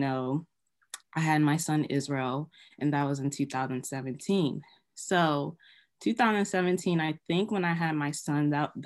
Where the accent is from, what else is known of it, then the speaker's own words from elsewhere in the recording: Nigeria; I'm an African girl, I'm Nigerian